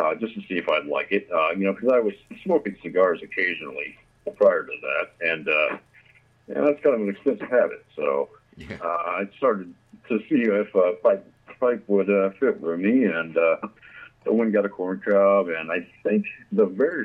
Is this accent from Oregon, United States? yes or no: yes; Grants Pass, Oregon, United States; I'm from Southern Oregon, right around Grants Pass area. That's where I was born and raised, and I've lived here pretty much my whole life